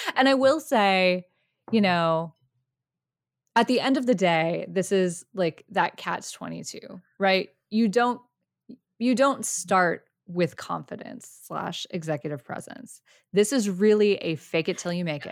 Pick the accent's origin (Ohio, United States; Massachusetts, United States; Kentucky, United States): Massachusetts, United States; Boston; we're from Boston.